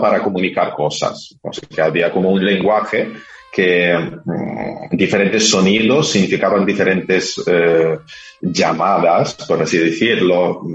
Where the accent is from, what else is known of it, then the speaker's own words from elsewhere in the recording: Carpathians, Ukraine; moved away; de los Cárpatos, donde yo nací